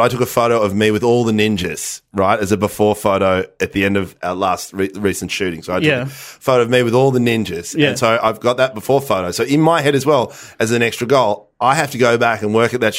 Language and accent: English; Netherlands; moved away; Yes, I was born in the Netherlands.